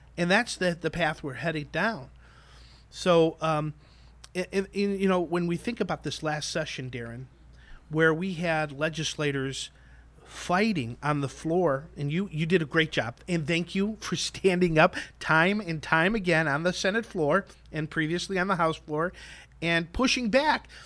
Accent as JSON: {"language": "English", "town": "Chicago", "region": "Illinois", "country": "United States", "tie": "born or raised there", "said": "I grew up in Chicago"}